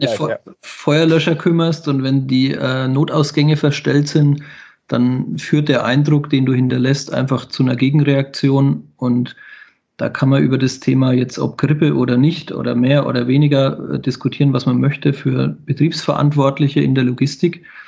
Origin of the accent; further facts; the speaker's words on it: Bavaria, Germany; bei uns in Bayern